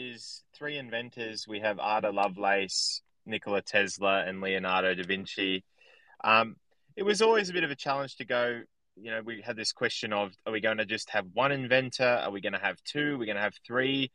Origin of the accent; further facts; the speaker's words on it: Sydney, New South Wales, Australia; I grew up in a town in Australia, or basically an area in Australia, in Sydney